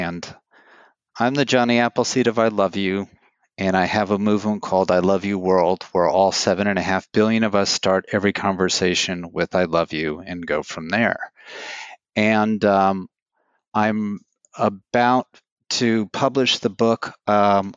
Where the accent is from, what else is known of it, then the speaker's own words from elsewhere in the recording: New York City, New York, United States; I'm from New York City